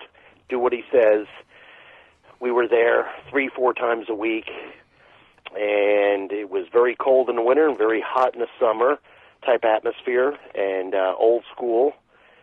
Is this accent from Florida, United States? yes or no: yes; St. Petersburg, Florida, United States; I'm from St. Petersburg, Florida